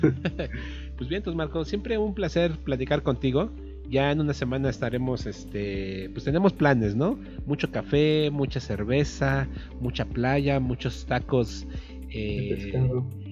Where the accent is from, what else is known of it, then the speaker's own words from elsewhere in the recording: Mexico; Acá en México